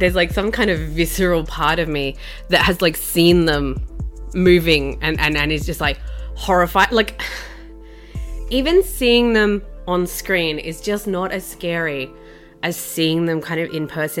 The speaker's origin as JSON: {"language": "English", "country": "Australia", "tie": "born or raised there", "said": "growing up in Australia, crocodiles, it's a bit of a spectre. Like, I grew up in the south"}